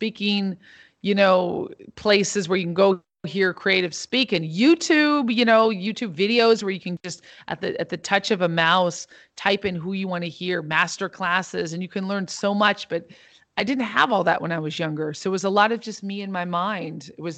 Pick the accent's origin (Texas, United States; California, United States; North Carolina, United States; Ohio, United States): California, United States; Santa Barbara; also born or lived in Los Angeles / New York; Yeah, I grew up in Santa Barbara and also in Los Angeles and in New York as well. So I grew up in New York when I was 10 years old